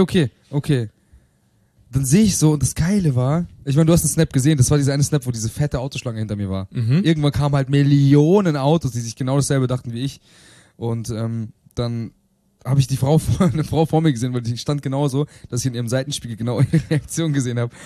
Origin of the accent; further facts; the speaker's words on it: Bielefeld, North Rhine-Westphalia, Germany; moved away; meiner Heimatstadt Bielefeld